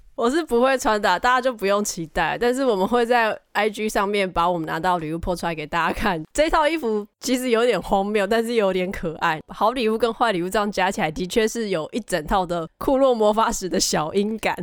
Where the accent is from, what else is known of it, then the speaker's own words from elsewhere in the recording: Tainan, Taiwan; 我身为台南人